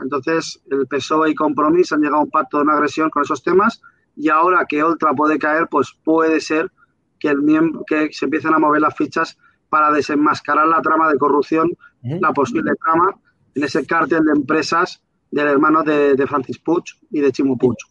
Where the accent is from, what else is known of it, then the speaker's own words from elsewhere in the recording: Valencian Community, Spain; Yo como valenciano